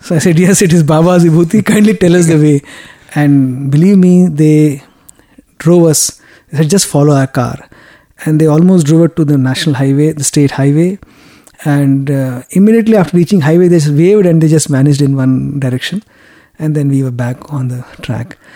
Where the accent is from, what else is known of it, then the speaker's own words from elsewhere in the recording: India; Yes, I'm from India.